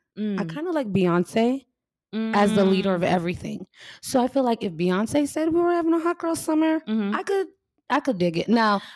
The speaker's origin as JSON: {"language": "English", "town": "Miami", "region": "Florida", "country": "United States", "tie": "born or raised there", "said": "So, because we're both from Miami, we never grew up around the idea of seasons."}